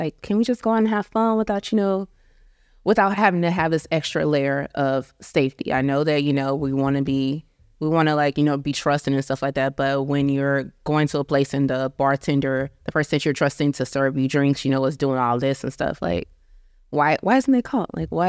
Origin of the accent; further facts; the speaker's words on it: St. Louis, Missouri, United States; also born or lived in Long Beach; now in Texas, United States; I live in Texas, but I'm from St. Louis in Long Beach.